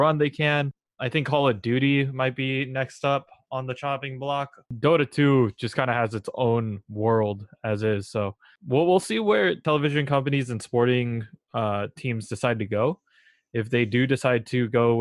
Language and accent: English; the Bay Area, California, United States; I grew up in the Bay Area